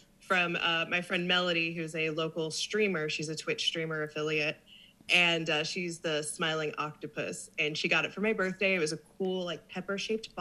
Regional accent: south of Kansas City, Missouri, United States; moved away as an adult; now in Corpus Christi, United States; I was born and raised south of Kansas City.

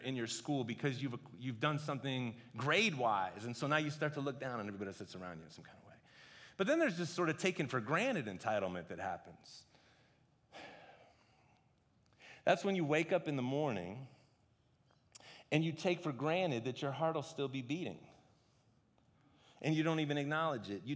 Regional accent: United States; I'm an American

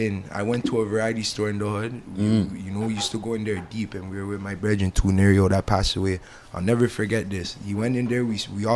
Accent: Toronto, Ontario, Canada; we're all from the Kill. We all grew up. That's the, you know, in between like Eglinton and Lawrence on Kill Ingram.

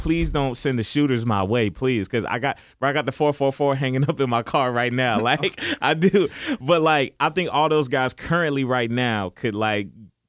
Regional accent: Illinois, United States; moved away; I'm originally from Illinois. I'm originally from up top.

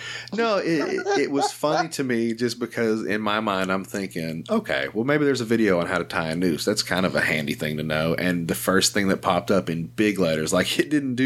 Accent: the South, United States; I'm from the South

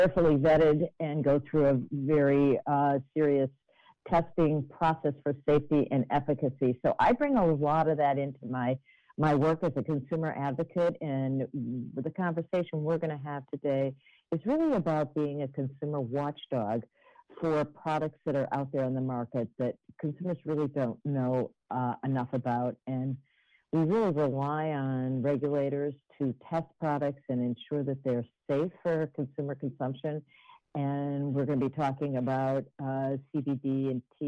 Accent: Minneapolis, Minnesota, United States; I was raised in Minneapolis, Minnesota

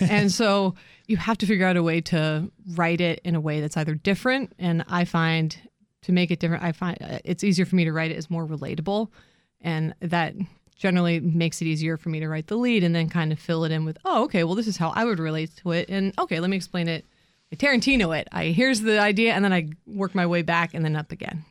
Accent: Columbus, Ohio, United States; moved away as an adult; also born or lived in New York / Connecticut; now in Washington, D.C., United States; I grew up in Ohio. I mean, originally, originally from New York, but moved in, you know, spent my formative years in, in Ohio

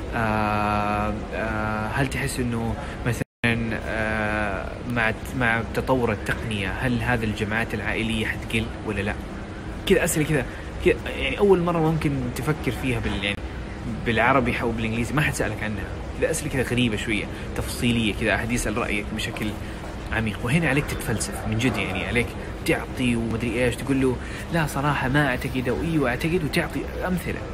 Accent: Jeddah, Makkah Province, Saudi Arabia; أنا من جدة، I'm from جدة، in Saudi Arabia. Uh, it's a great city. I love it. I mean, I was born there. I lived there twenty years.

